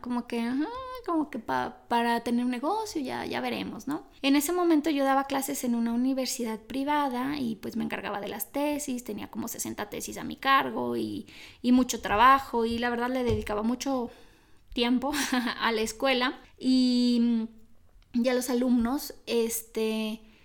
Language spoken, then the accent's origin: Spanish; Mexico; soy católica porque México es una sociedad católica